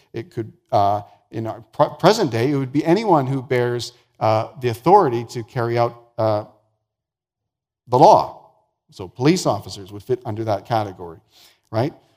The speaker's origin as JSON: {"language": "English", "region": "the Prairies", "country": "Canada", "tie": "born or raised there", "also_born_or_lived": "Vancouver, British Columbia", "said": "I was born and raised the first number of years of my life in Vancouver, and so that's my hometown. Uh, but I grew up mostly on the prairies"}